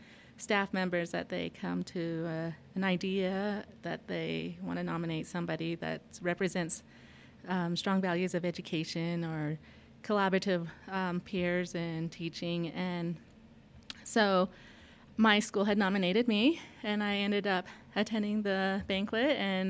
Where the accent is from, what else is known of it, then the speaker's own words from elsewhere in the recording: Utah, United States; I just say that I'm from the whole area, because it's about equal in my life that I grew up in Monument Valley as well as Montezuma Creek, and now currently Blanding, Utah